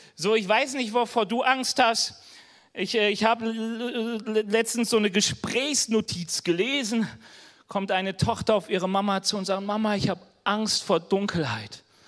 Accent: North Rhine-Westphalia, Germany; now in Bavaria, Germany; ich komme aus NRW, hier in Bayern

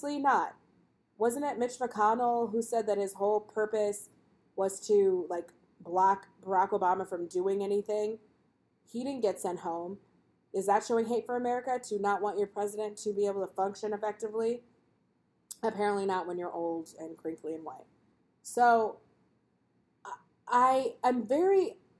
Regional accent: United States; I'm African-American and she's African-American

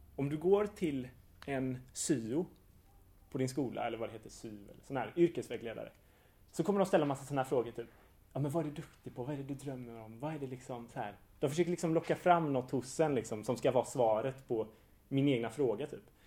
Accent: Hajom, Västra Götaland, Sweden; i Hajom, där jag är uppvuxen

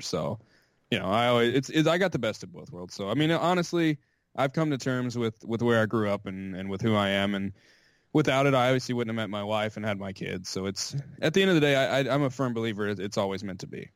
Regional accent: Chattanooga, Tennessee, United States; also born or lived in Riverside, California; I was raised here

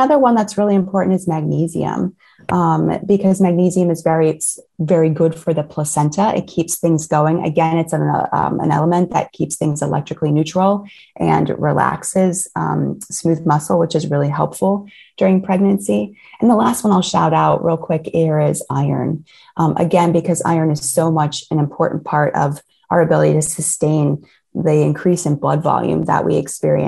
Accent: Ohio, United States; I grew up in Ohio in the States

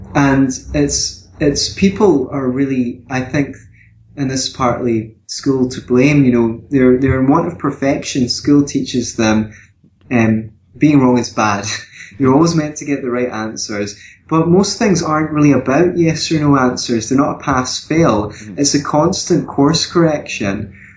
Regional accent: Glasgow, Scotland, United Kingdom; now in Edinburgh, United Kingdom; I come from Scotland as well. I come from Glasgow as well, although I live in Edinburgh now

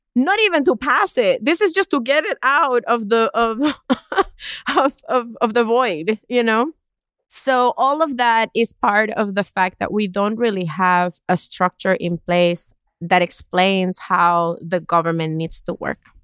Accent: East Coast of Puerto Rico, Puerto Rico; I grew up in Puerto Rico, in the East Coast of Puerto Rico

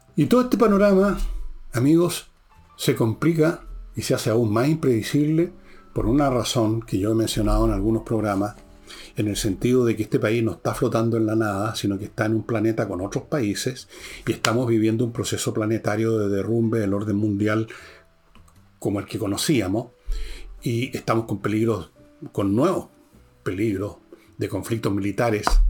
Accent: Chile

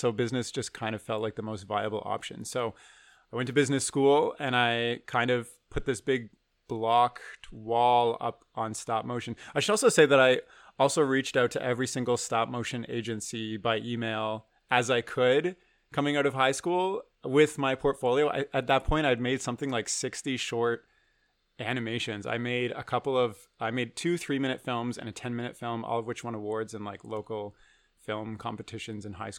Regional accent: Waterloo, Ontario, Canada; I grew up in Waterloo, which is not a small town, but like there's no film industry, there's no animation industry.

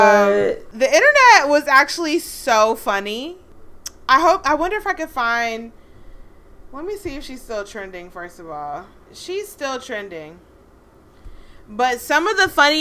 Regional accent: United States; I'm American

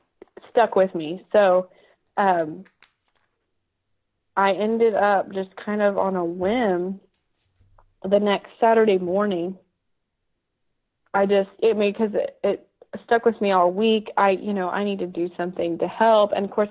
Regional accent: Dripping Springs, Texas, United States; also born or lived in Austin; now in Buda, United States; up there in Dripping Springs and now in Buda. So I just, Central Texas has my heart.

